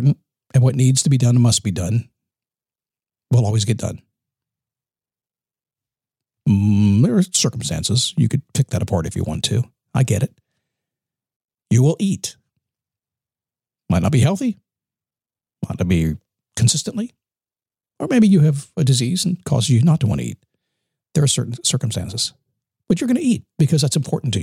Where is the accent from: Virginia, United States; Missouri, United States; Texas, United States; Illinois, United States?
Virginia, United States; Manassas; I grew up in Manassas, Virginia, in the Washington, D.C. area.